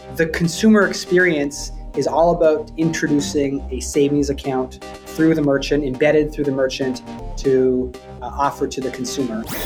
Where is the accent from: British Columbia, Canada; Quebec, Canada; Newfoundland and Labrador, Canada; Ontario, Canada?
British Columbia, Canada; Vancouver; also born or lived in Toronto; I grew up in I grew up in Vancouver, Canada